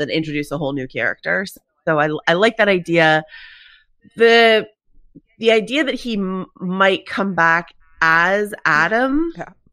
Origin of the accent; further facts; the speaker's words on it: United States; accent: American; my American accent